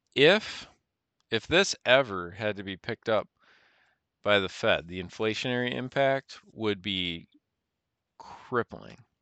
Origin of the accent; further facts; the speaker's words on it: United States; as an American citizen